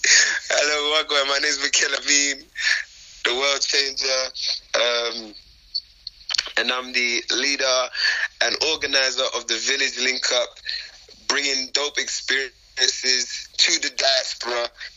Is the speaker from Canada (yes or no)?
no; London, United Kingdom; moved away as an adult; now in Nairobi, Kenya; I'm from Jamaican heritage. I grew up in London.